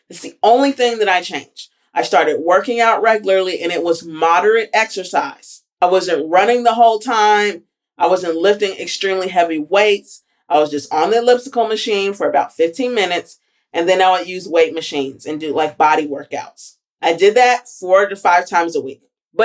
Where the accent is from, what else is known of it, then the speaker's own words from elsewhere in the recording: Alabama, United States; moved away; I did my last rotation at home, and I'm from Alabama